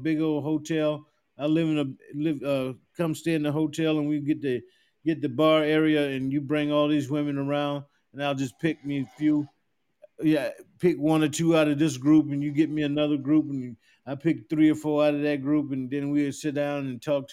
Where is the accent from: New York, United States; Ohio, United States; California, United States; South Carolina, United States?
South Carolina, United States; moved away; I'm from South Carolina, a little small town in South Carolina